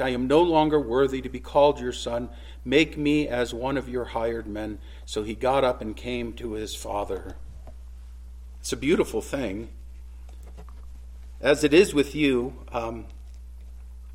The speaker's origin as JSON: {"language": "English", "area": "Jeffrey Dahmer's hometown", "region": "Ohio", "country": "United States", "tie": "born or raised there", "said": "Jeffrey Dahmer grew up in my hometown"}